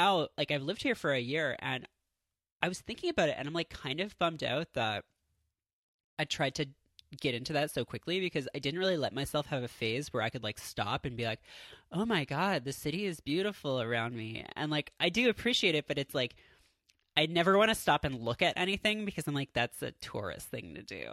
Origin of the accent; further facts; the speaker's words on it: Southern Ontario, Canada; accent: Southern Ontario; also born or lived in Seattle; now in New York, United States; people clocked me as Canadian because I had like a bit of an accent. But like here, I don't think it's as obvious because the distinction between like a Southern Ontario accent and like an upstate New York accent